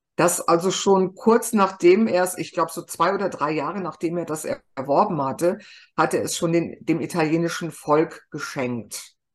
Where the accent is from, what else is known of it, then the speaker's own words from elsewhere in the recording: Germany; bei uns in Deutschland